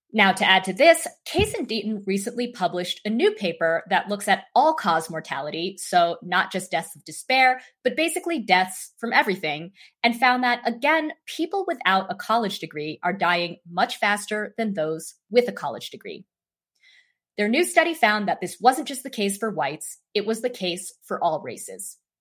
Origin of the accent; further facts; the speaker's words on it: Idaho, United States; Idaho, which some of you may know is my home state